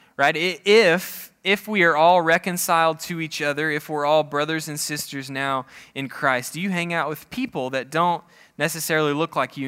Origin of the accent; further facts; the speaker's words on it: Oklahoma, United States; I'm from Oklahoma